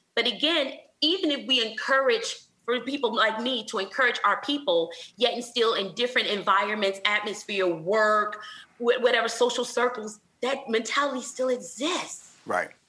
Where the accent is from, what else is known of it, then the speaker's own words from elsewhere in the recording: Flint, Michigan, United States; now in Houston, United States; I'm from Flint, Michigan